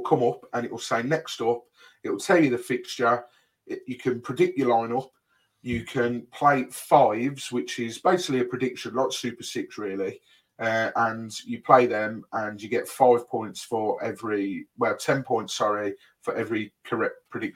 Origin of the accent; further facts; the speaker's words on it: Birmingham, West Midlands, United Kingdom; I'm from Birmingham